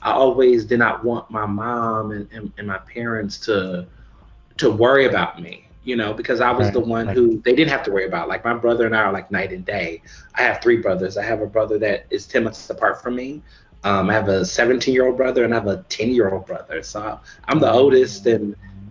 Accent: Houston, Texas, United States; moved away as an adult; also born or lived in Chicago, Illinois; now in Philadelphia, United States; my family moved to Houston, Texas, where I went to public school my entire life

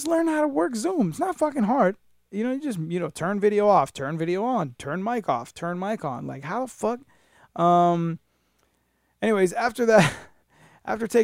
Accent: New York City, New York, United States; now in Florida, United States; I was born in New York City

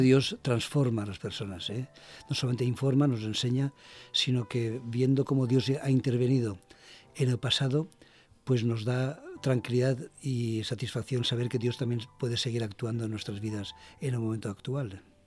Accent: Valencia, Valencian Community, Spain; also born or lived in Basque Country; yo soy valenciano, de Valencia.

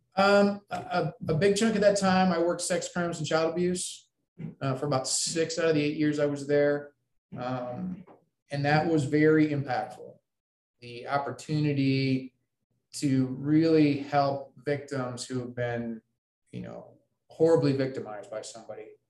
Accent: Ames, Iowa, United States; moved away as an adult; also born or lived in West Lafayette, Indiana; i grew up in ames iowa

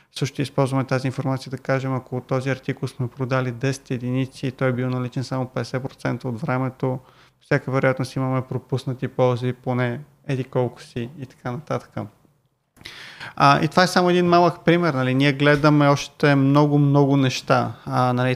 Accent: Bulgaria; викам от България

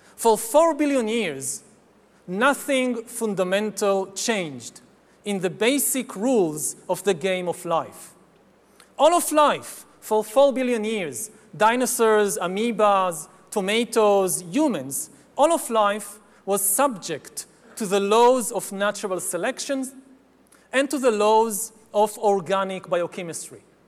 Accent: Israel; my home country of Israel

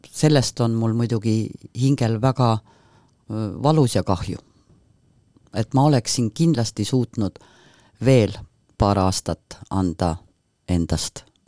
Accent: Põltsamaa, Jõgeva County, Estonia; see linn, kus ma sündisin, kus ma kasvasin, on just Põltsamaa

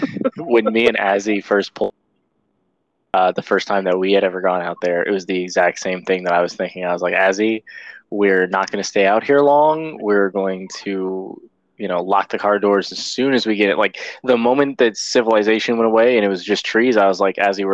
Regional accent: Sarasota, Florida, United States; so the area of Florida that I'm in, I am from Sarasota, okay.

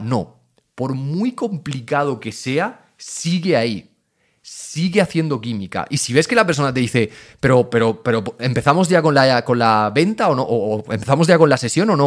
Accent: Region of Murcia, Spain; soy de Murcia o soy de un pueblo muy pequeño de Murcia

